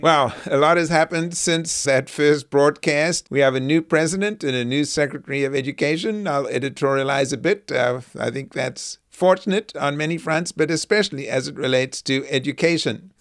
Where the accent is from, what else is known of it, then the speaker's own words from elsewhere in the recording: South Africa; now in United States; growing up during the apartheid years